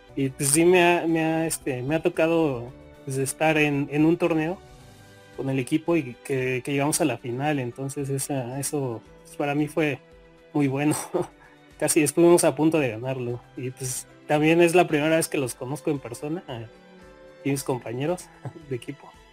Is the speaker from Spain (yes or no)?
no; Mexico; soy, soy de, soy de México